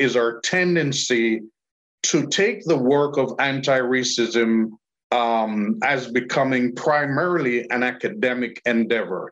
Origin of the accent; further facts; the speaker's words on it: Jamaica; I'm Jamaican